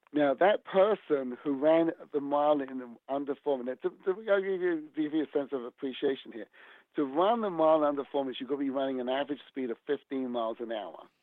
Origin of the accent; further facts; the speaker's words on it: England, United Kingdom; now in United States; my hometown in England.